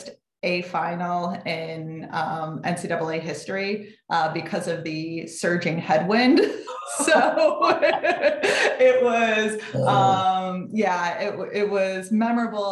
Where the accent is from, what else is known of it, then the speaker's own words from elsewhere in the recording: Connecticut, United States; moved away as an adult; also born or lived in Syracuse, New York; I grew up in Connecticut and my goal was to get out of town.